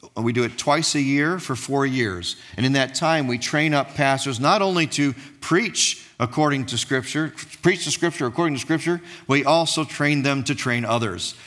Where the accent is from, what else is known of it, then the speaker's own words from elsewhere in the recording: Dearborn, Michigan, United States; also born or lived in Jordan / East Coast of the United States; we came back to my hometown, which is Dearborn, Michigan. Uh, it's where I currently live